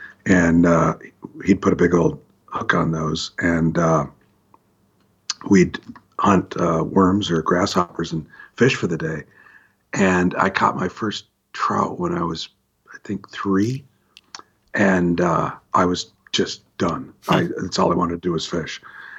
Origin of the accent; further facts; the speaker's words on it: Hillsboro, Oregon, United States; also born or lived in Walla Walla / Nampa; I grew up all around the Pacific Northwest. I was born in Hillsboro, and we lived in Walla Walla and Nampa, and back to Hillsboro.